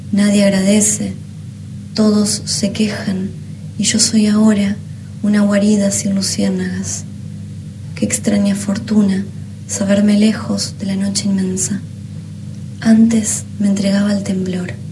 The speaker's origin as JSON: {"language": "Spanish", "town": "Gualeguay", "region": "Entre Ríos", "country": "Argentina", "tie": "born there", "said": "Nací en Gualeguay, Entre Ríos, hace 27 años."}